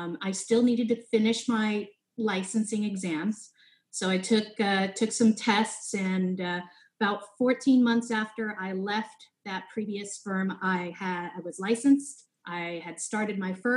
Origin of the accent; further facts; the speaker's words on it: Palo Alto, California, United States; I was born and raised in Palo Alto, California, Silicon Valley area